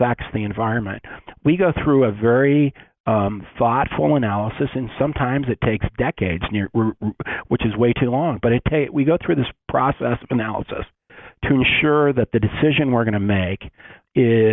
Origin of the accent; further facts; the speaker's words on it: Western Colorado, United States; I grew up in Western Colorado